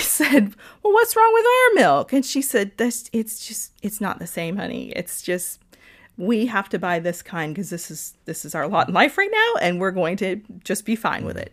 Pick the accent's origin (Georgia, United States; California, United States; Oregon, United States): Georgia, United States; Lawrenceville; also born or lived in Atlanta, Georgia / Virginia; now in Florida, United States; I was born in Atlanta, Georgia, and grew up in a town called Lawrenceville, Georgia